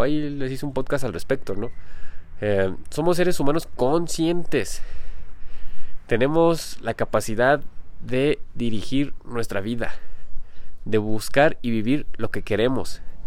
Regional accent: Mexico; yo no me considero mexicano, aunque haya nacido aquí en México

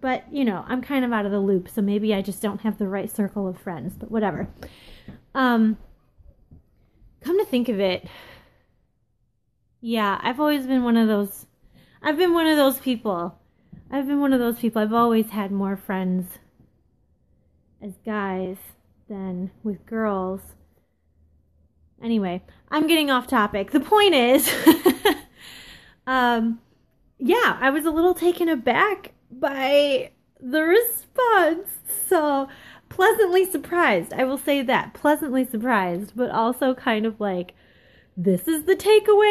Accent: Ohio, United States; the landscape in my hometown right now

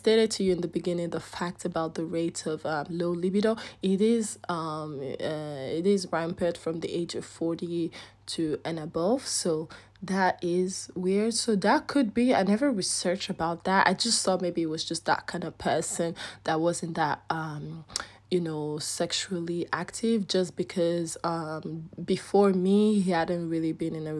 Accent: Nigeria; accent: Nigerian; I'm having my Nigerian accent

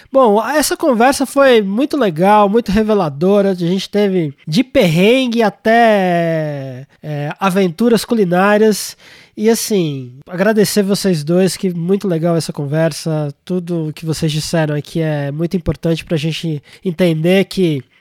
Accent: Brazil; É, a gente é brasileiro, a gente somos filhos do caos, né?

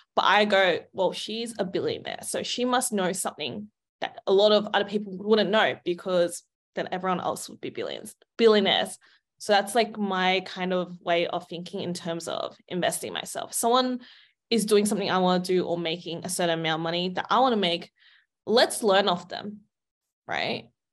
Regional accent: Australia; I grew up in Australia

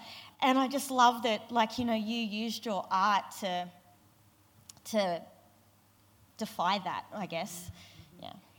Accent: Kakadu National Park, Northern Territory, Australia; I grew up in Kakadu National Park, which is an incredible place full of ancient sandstone

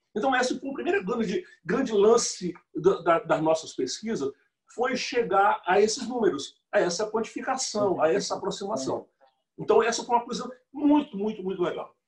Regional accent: José de Freitas, Piauí, Brazil; moved away as an adult; also born or lived in Amazon (since 1973); now in Belém, Brazil; eu morava lá numa cidade a 50 quilômetros de Teresina, Teresina, a capital do estado do Piauí

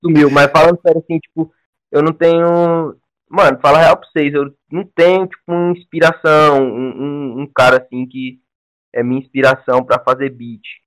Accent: Ceará, Brazil; also born or lived in São Paulo; eu moro no Ceará, tá ligado? Eu vim de São Paulo com 10 anos, moro no Ceará, no interior.

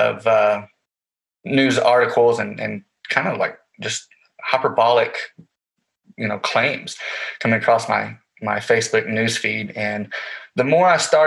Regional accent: Goldthwaite, Texas, United States; moved away as an adult; also born or lived in Stephenville, Texas / Fort Worth, Texas; now in Oregon, United States; I was born and raised in Central Texas. I grew up in a small town called Goldthwaite.

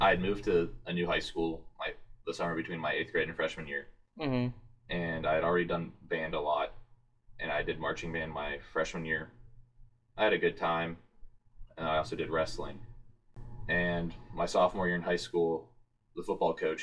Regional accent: Marysville, Ohio, United States; I'm a sophomore from Marysville, Ohio, PTBM.

